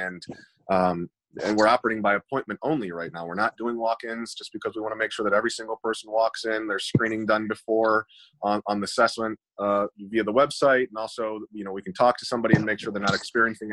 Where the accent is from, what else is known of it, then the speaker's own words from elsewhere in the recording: Toledo, Ohio, United States; we're from here. We're from Toledo